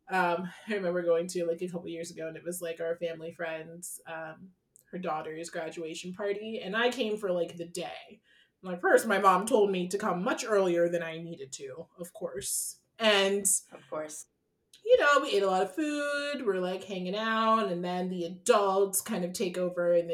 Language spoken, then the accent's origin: English; Ghana; Like I love at the end of the day being Ghanaian and going to a Ghanaian party of some sort